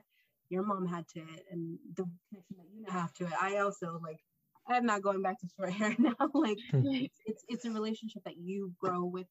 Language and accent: English; El Salvador; moved away; my family's from El Salvador. I was born in El Salvador